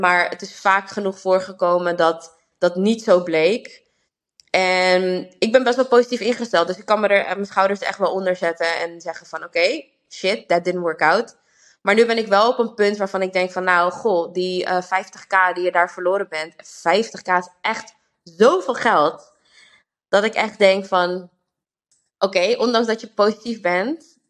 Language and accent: Dutch; Amsterdam, North Holland, Netherlands; now in Rotterdam, Netherlands; Ik kom zelf uit Amsterdam